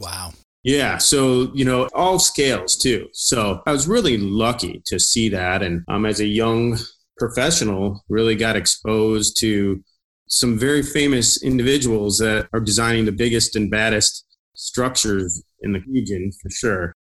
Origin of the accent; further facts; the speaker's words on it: Traverse City, Michigan, United States; moved away as an adult; also born or lived in Chicago; I was born and raised here in Traverse City, and I recently came back